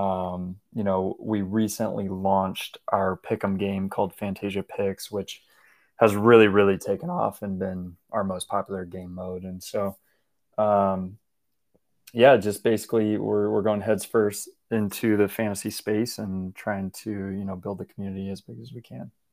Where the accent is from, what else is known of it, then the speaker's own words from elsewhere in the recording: Washington, United States; now in Portland, United States; I grew up in Washington State